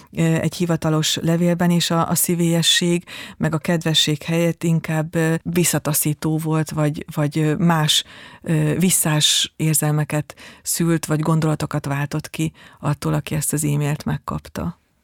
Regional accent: Palóc region, Hungary; accent: Palóc; moved away; az én Palóc e, származom, és nagyon sokszor ez érződik is

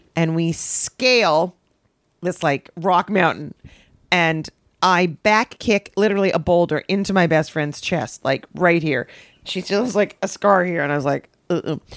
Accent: Canada; I'm so Canadian.

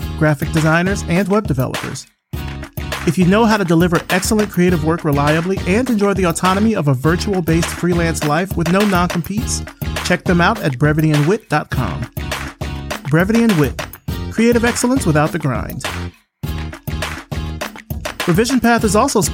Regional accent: Selma, Alabama, United States; my hometown of Selma, Alabama

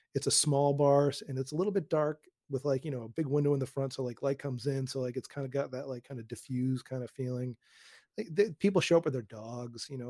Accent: Newton, Massachusetts, United States; also born or lived in Queens, New York; now in Westchester County, United States; I grew up outside of Boston in a town called Newton

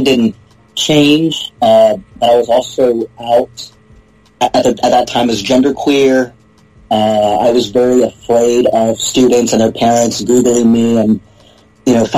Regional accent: Houston, Texas, United States; moved away as an adult; also born or lived in England; now in Massachusetts, United States; born and raised in Houston

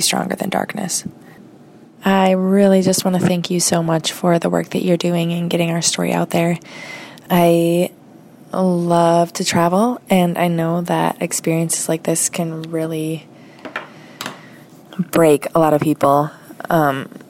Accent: United States; from the United States

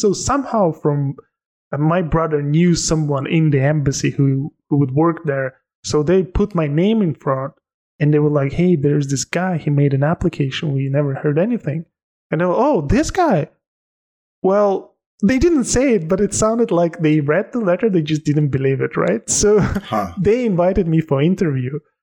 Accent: Tajikistan; English is a second language; also born or lived in Turkey; now in London, United Kingdom; I'm from Tajikistan

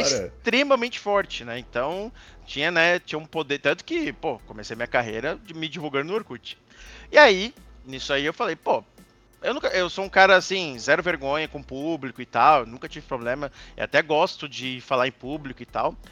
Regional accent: Santa Catarina, Brazil; also born or lived in Rio Grande do Sul; Eu nasci no Rio Grande do Sul, mas eu sempre morei em Santa Catarina, então me considero né, praticamente catarinense do que gaúcho

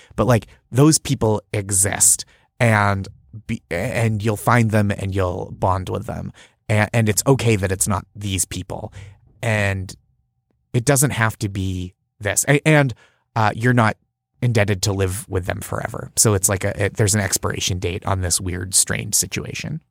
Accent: just outside Boston, Massachusetts, United States; I grew up just outside Boston

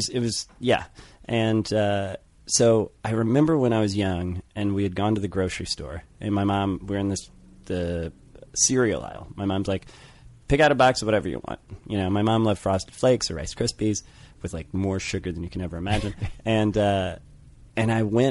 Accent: St. Louis, Missouri, United States; I grew up in St. Louis

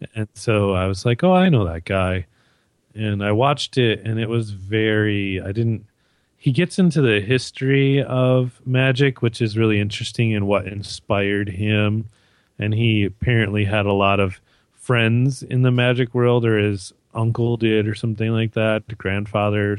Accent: Michigan, United States; moved away as an adult; now in Canada; I'm American stuck in Canada.

